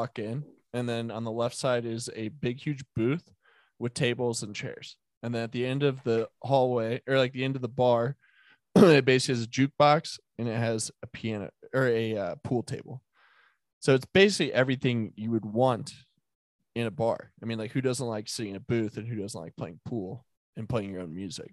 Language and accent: English; Denver, Colorado, United States; it's where I'm born and raised in Denver, if that's the thing, was the Highlands.